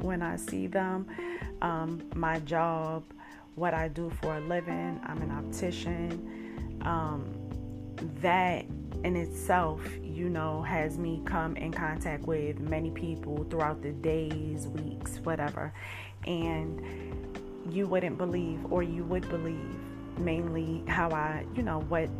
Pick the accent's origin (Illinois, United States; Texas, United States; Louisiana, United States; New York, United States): New York, United States; New York City; I grew up in Brooklyn, New York